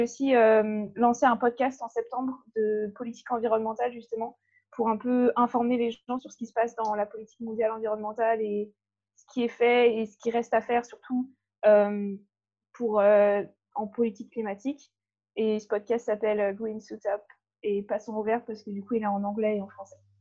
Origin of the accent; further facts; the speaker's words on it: Brittany, France; moved away as an adult; now in Bordeaux, France; je viens de Bretagne